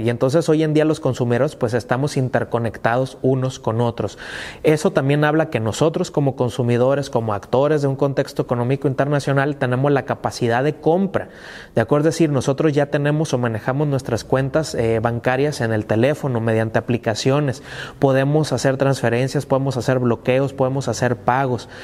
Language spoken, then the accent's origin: Spanish; Mexico; forma de ser como mexicanos